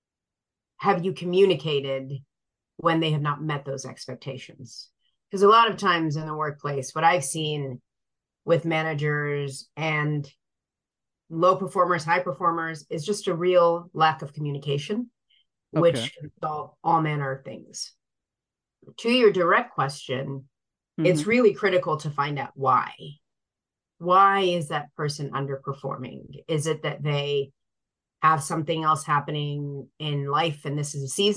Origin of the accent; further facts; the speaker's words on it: Sierra Leone; moved away; I was born in Sierra Leone